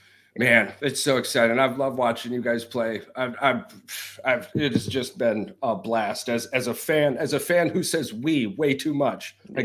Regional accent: Upper Peninsula of Michigan, United States; we come from the UP. We're almost as far north of this damn country as you can get without going to Canada

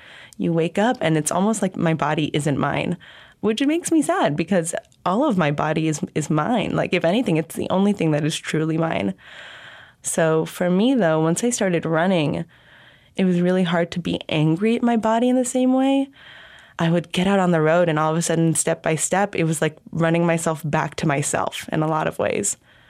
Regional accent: Southern California, United States; now in Honolulu, United States; I'm originally from Southern California, but I now live in Honolulu, Hawaii.

